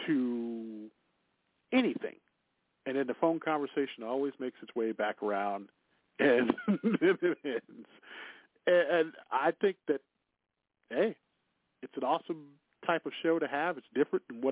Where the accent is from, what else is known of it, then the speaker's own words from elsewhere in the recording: Chicago, Illinois, United States; I grew up near the Jay's potato chip factory here in Chicago